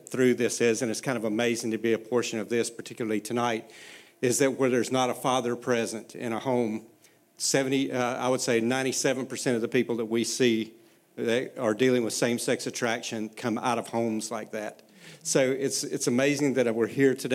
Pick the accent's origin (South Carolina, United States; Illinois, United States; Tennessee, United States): South Carolina, United States; Myrtle Beach; moved away; this is not a Pennsylvania accent. My wife and I are from Myrtle Beach, South Carolina